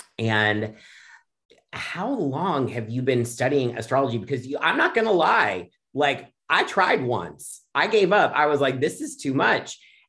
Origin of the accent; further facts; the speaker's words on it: Dayton, Ohio, United States; I'm from Dayton.